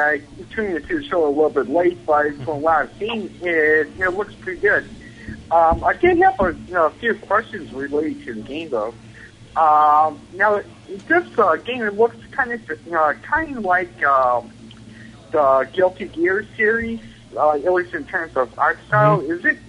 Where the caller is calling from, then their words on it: Buffalo, New York, United States; Hey, Bobby. … from Buffalo, New York.